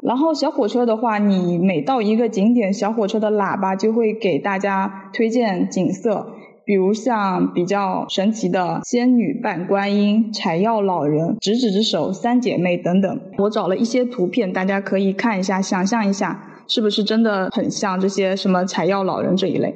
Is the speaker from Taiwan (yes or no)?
no; southern China, China; 我是南方人